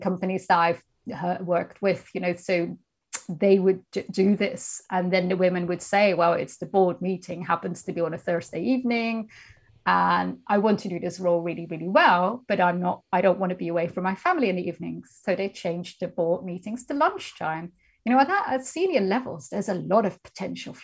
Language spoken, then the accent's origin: English; Netherlands; moved away as an adult; now in United Kingdom; I'm originally from the Netherlands